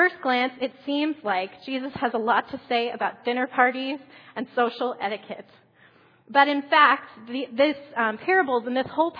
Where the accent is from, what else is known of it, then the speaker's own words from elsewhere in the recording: Columbus, Ohio, United States; moved away; I grew up in Columbus, Ohio